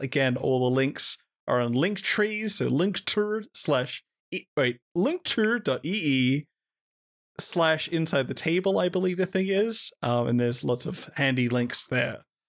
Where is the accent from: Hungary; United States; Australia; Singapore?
Australia; I'm Australian